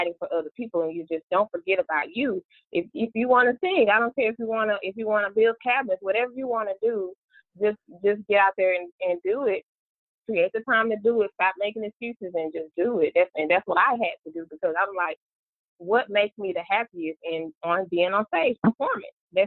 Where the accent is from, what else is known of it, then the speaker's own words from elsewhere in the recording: Memphis, Tennessee, United States; also born or lived in Georgia; now in Atlanta, United States; I was raised in Memphis, Tennessee, born in Georgia, back in Georgia now.